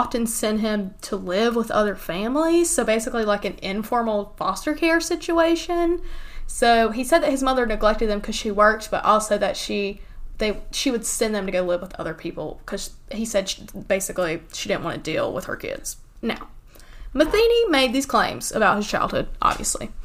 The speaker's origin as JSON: {"language": "English", "country": "United States", "tie": "born or raised there", "said": "my hometown is only, like, an hour from Charlotte."}